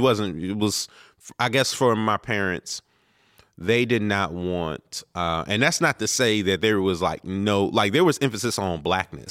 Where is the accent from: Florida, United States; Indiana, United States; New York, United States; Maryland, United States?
Maryland, United States; Prince George's County; also born or lived in Baltimore, Maryland; we had moved from Baltimore to Prince George's County